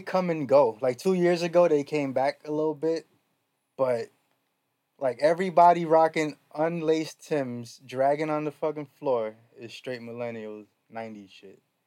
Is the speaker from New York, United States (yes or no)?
yes; New York, United States; I'm from New York, so we had all the slang